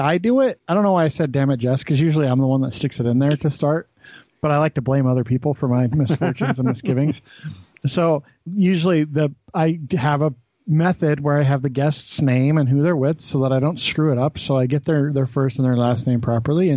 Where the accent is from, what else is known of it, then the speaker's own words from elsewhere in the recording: Wyoming, United States; now in Utah, United States; We took vacations there when I was a kid because that's what you did when you live in Wyoming.